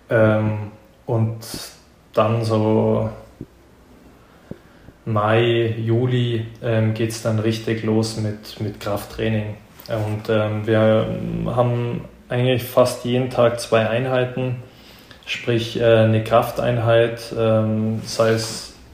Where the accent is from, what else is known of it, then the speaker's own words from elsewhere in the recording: Germany; Aber jetzt als Deutscher, ähm, nee.